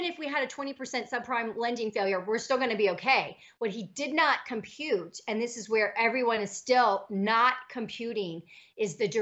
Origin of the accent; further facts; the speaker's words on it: United States; we have as Americans